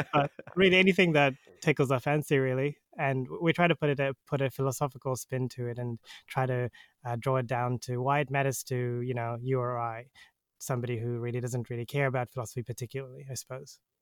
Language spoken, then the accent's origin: English; New Zealand; I'm from New Zealand